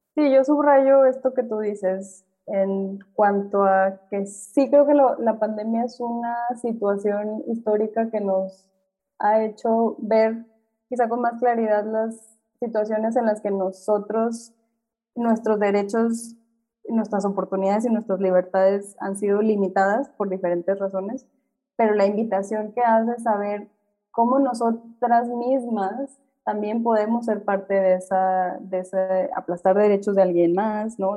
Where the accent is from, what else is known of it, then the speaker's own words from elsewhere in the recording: Monterrey, Nuevo León, Mexico; Yo, por ejemplo, que crecí en Monterrey